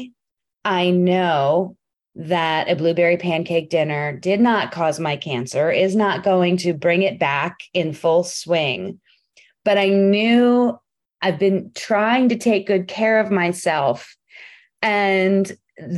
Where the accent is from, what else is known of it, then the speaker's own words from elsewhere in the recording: United States; I'm an American female